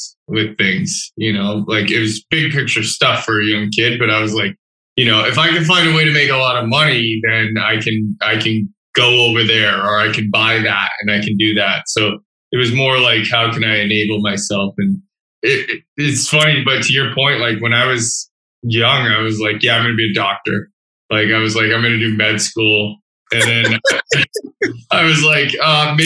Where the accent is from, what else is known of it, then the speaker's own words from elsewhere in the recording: Massachusetts, United States; moved away as an adult; now in Toronto, Canada; I grew up in Massachusetts, not far from JR